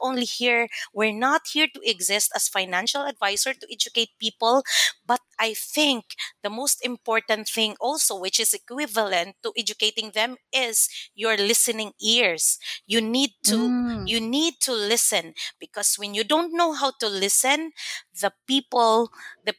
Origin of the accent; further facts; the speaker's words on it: Mindanao, Philippines; first language Cebuano; English is a second language; moved away as an adult; also born or lived in Manila; I was raised in Mindanao, so I spoke very well in Bisaya, like vernacular language.